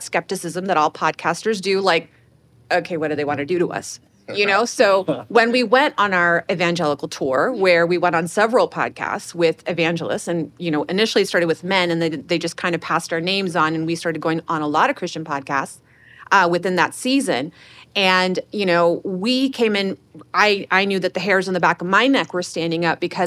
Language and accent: English; Houston, Texas, United States; also born or lived in Chicago; okay, Houston